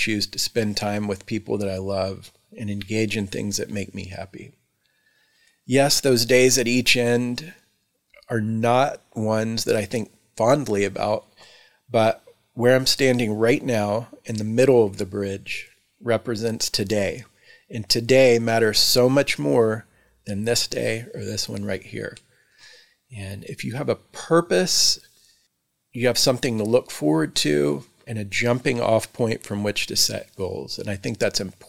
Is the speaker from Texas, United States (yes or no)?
yes; Texas, United States; moved away as an adult; also born or lived in Houston, Texas / Victoria, Texas / Austin, Texas / Dallas, Texas; now in Mount Lebanon, United States; I was born and raised in Texas, where I spent approximately 30 years collectively in Houston, Victoria, Austin, and Dallas